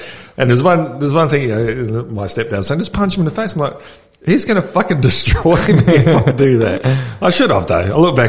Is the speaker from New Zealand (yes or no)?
yes; Auckland, New Zealand; now in Australia; I grew up in South Auckland, man.